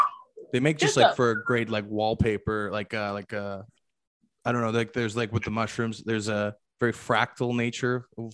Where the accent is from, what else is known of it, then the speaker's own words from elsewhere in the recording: Victoria, British Columbia, Canada; I'm in Toronto right now, even though I'm from Victoria.